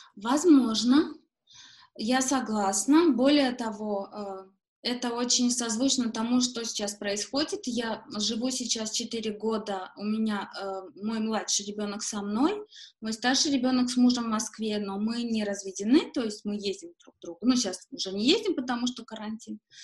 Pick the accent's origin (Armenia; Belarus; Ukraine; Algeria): Armenia; Yerevan; moved away as an adult; also born or lived in Malta / Moscow; я коренная ереванка. И э, для меня место, в котором я родилась и выросла